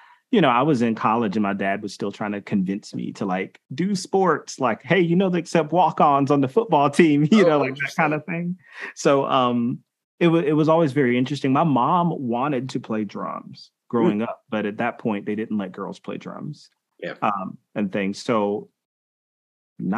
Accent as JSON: {"language": "English", "town": "Milledgeville", "region": "Georgia", "country": "United States", "tie": "born or raised there", "said": "I grew up in Milledgeville, Georgia"}